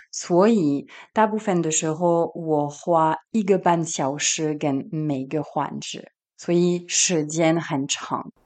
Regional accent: Paris, Île-de-France, France; first language French; Chinese is a second language; moved away as an adult; also born or lived in Taipei, Taiwan; now in Marseille, France; 我在巴黎学习中医，也学习中文，在巴黎七大，巴黎第七大学

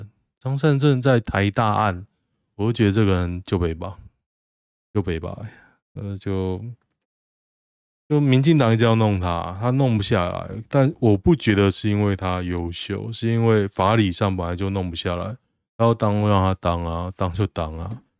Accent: Taiwan; 我是台湾人，哈哈哈。

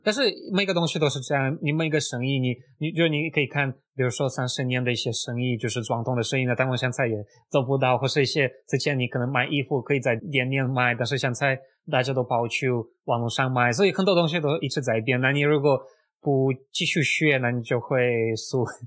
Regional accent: Russia; Chinese is a second language; moved away as an adult; now in Taiwan; 我是住在大湾，已经快四年，那我是出生在俄罗斯，那目前在大湾做网络行销

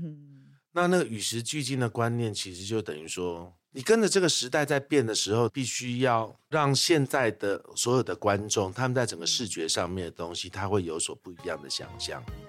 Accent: Taipei, Taiwan; 我在台北长大，但是很喜欢的就是我们那个庙会，啊，然后小时候的话，我们寒暑假会回高雄去陪阿嬷

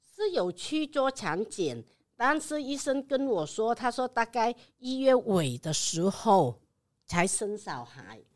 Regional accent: Vietnam; Chinese is a second language; moved away as an adult; now in Taiwan; 我来自越南的，啊，二零 零二年的时候开始过来台湾

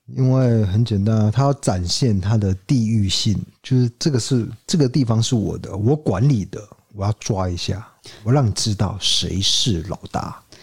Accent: Kaohsiung, Taiwan; 我们高雄人哦，都会去那个高雄火车站附近补习

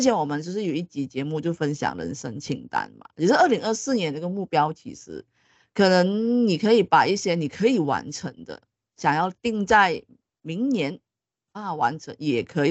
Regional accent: Sabah, Malaysia; now in Taiwan; 现在我们录音这个时候我还在沙发， 还在我家乡

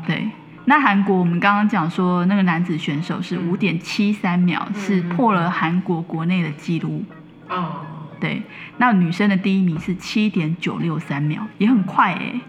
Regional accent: Taiwan; 我们台湾这边

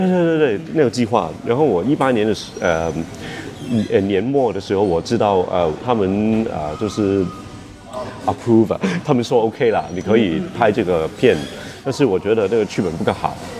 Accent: Hong Kong; 我是一个香港人

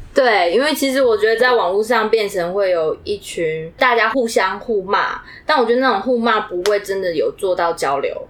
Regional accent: Taiwan; 我从小就是别人说的都市原住民，都原

